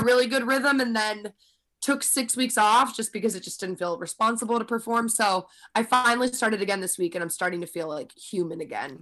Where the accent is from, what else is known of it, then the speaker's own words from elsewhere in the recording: suburbs of Philadelphia, Pennsylvania, United States; moved away as an adult; now in New York City, United States; I had just moved from New York to the suburbs of Philly